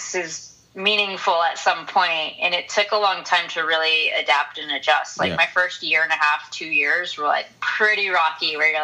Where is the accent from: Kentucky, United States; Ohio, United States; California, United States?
California, United States; Southern; I'm from Southern California